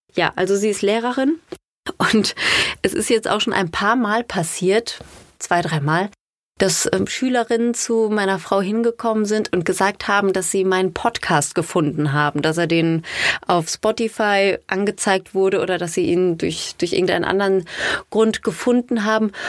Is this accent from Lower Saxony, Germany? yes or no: no; Ruhr area, North Rhine-Westphalia, Germany; accent: Ruhrpott; Sie hat anders geredet als wir, weil sie nicht aus dem Ruhrgebiet kam